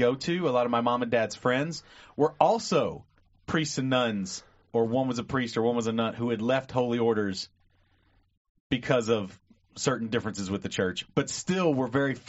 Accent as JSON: {"language": "English", "town": "Lebanon", "country": "United States", "said": "But when I told people I was from Lebanon"}